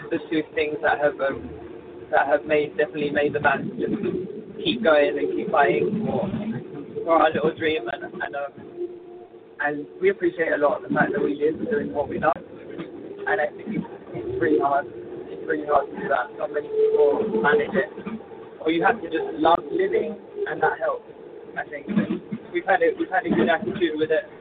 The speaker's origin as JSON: {"language": "English", "region": "England", "country": "United Kingdom", "moved": "yes", "lives_now": "Mexico", "said": "I'm English, but we're based in Mexico as a band"}